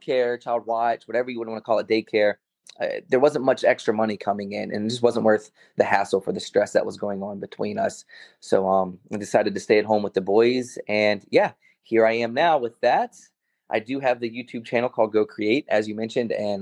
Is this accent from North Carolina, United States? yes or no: yes; North Carolina, United States; moved away as an adult; also born or lived in Baltimore, Maryland / Los Angeles; So I grew up in North Carolina. I was born in Baltimore, but very early on, we moved to North Carolina, and there we stayed